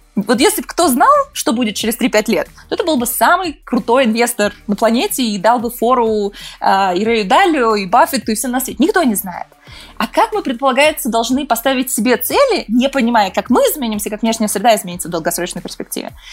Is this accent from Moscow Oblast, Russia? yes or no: yes; Balashikha, Moscow Oblast, Russia; moved away as an adult; now in United States; Я родилась, выросла в России, сейчас живу в Штатах